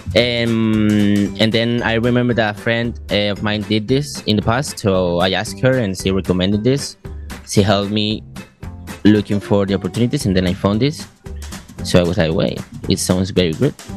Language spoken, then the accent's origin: English; Madrid, Community of Madrid, Spain; English is a second language; moved away as an adult; now in Cosenza, Italy; I come from I come from Madrid, which is uh, well, it's the biggest city in, in Spain